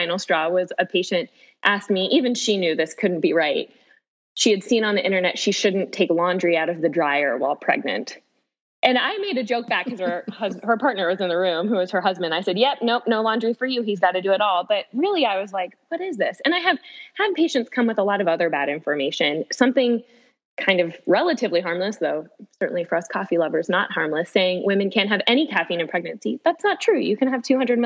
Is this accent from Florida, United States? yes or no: yes; Florida, United States; moved away as an adult; also born or lived in Washington, D.C. / Nashville; now in St. Louis, United States; I was born and raised in Florida.